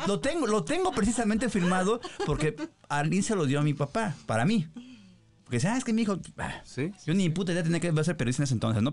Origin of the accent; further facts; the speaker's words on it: Colonia Federal, Mexico City, Mexico; Nosotros éramos de, ves que soy de la Federal